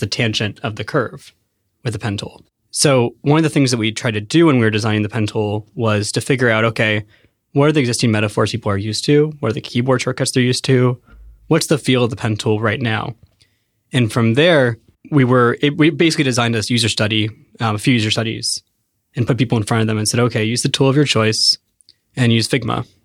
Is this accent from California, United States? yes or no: yes; Penngrove, California, United States; I grew up in Sonoma County